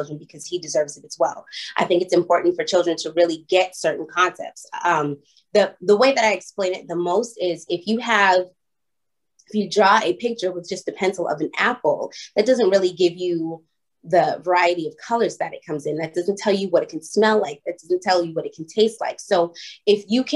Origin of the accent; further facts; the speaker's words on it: Boston, Massachusetts, United States; moved away as an adult; also born or lived in Los Angeles / Atlanta; I was born and raised in Boston